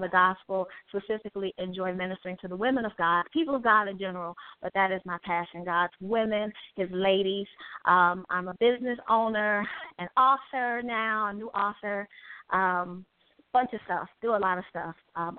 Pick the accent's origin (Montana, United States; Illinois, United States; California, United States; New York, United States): Illinois, United States; Chicago; the one and only. I am from Chicago, Illinois. I am first and foremost, I always say I am … which is an honor and a privilege to be attached to him, 18 months junior.